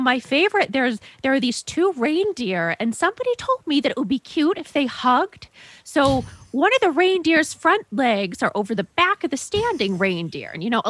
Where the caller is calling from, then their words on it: Largo, Florida, United States; I'm calling from Largo, Florida.